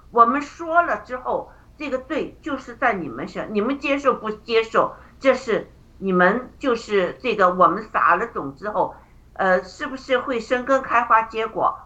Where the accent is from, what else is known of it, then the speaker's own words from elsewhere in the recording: China; moved away; 我们中国人